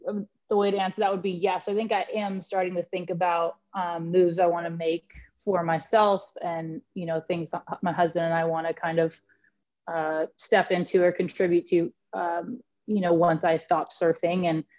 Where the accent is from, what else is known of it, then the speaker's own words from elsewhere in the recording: Santa Barbara, California, United States; I've been with Channel Islands my whole life, and you know, obviously growing up in Santa Barbara, it's really cool to be a part of the journey moving forward